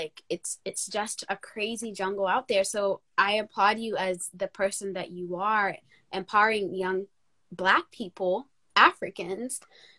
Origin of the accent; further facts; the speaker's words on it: United States; also born or lived in Kenya; now in United Kingdom; when we were growing up in the States.